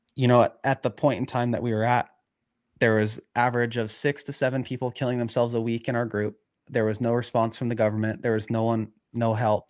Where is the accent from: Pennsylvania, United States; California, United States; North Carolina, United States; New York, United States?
California, United States; Chico; I grew up in Chico, it's just lava cap everywhere